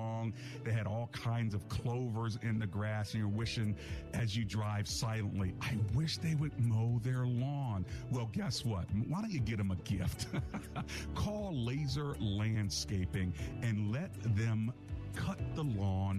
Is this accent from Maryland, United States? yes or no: yes; Hyattsville, Maryland, United States; also born or lived in Beltsville, Maryland; I grew up in Hyattsville for the first 10 years of my life